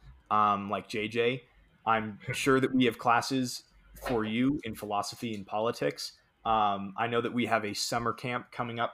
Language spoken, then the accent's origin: English; United States; as an American